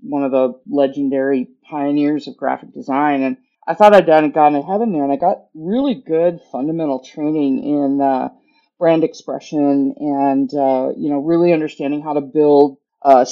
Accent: Huntington Beach, California, United States; moved away as an adult; now in Louisville, United States; I'm a native Southern Californian. I'm a transplant here in Louisville with the job at Humana, but I'm born and raised in California. Surf City is where what I call home, Huntington Beach

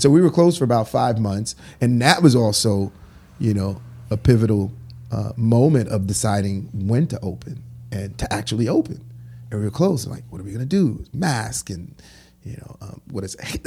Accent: New York City, New York, United States; also born or lived in Haiti; I grew up in Crown Heights, and I went to Brooklyn Tech

